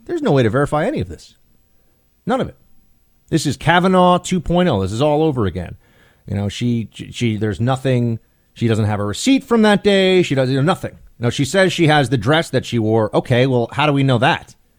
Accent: United States; an American

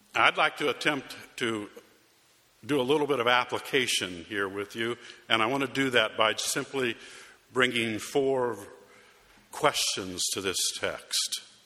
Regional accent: Arizona, United States; moved away; my hometown in Arizona

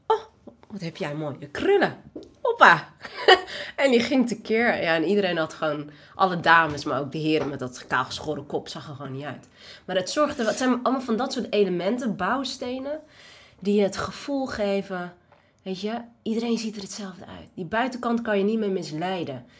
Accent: Netherlands; ik ben geboren in Nederland. Ja. Dit is mijn thuis.

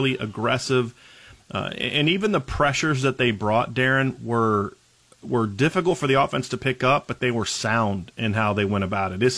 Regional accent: Ohio, United States; I grew up in Ohio.

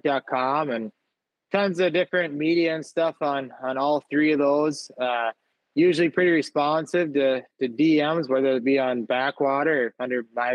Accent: Minnesota, United States; my home state

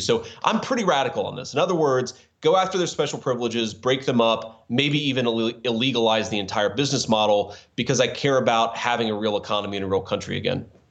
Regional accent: Cincinnati, Ohio, United States; we launched our VC firm in Cincinnati. You know, I'd been in VC the industry for a few years. I always wanted to do something in my hometown

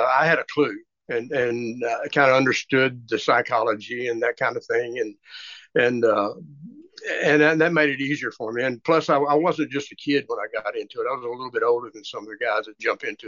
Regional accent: Tyler, Texas, United States; I was raised about 90 miles from Dallas, a town called Tyler. My family is from that area

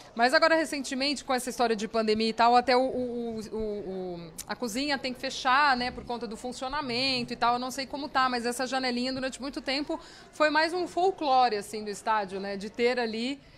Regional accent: Araraquara, São Paulo, Brazil; sou nascida em Araraquara

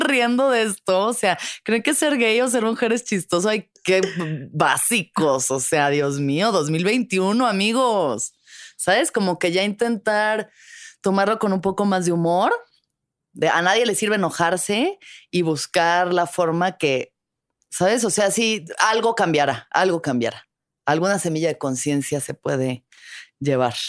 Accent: Mexico City, Mexico; yo siempre he vivido en la ciudad capital

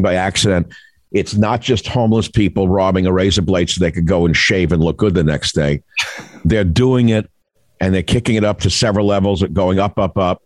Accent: New York City, New York, United States; I grew up in New York

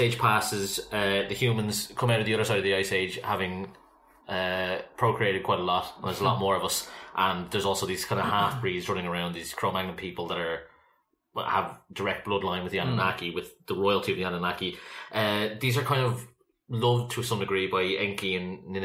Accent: Ireland; as Irish people

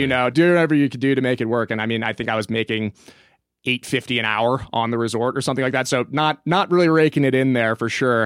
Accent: Kansas, United States; moved away as an adult; now in Telluride, United States; I grew up in Kansas

